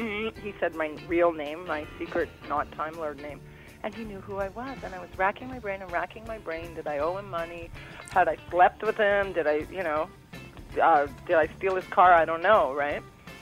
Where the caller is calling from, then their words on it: Vancouver, British Columbia, Canada; right now that's in Vortex in Vancouver